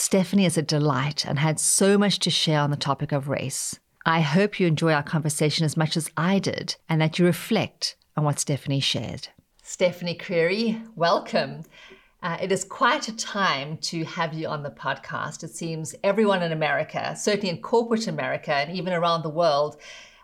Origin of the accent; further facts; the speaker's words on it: South Africa; moved away; I grew up in South Africa and saw firsthand the brutal reality of apartheid's structural racism